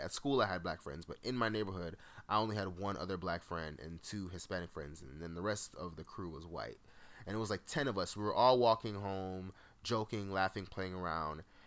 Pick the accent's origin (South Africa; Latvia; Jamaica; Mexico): Jamaica; moved away; As a Jamaican, I have tons of family that's just worked in hotels.